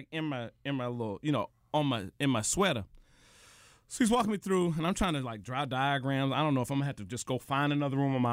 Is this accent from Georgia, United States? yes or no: yes; Atlanta, Georgia, United States; moved away as an adult; also born or lived in New York; I'm from Atlanta, bro. but I'm a New Yorker.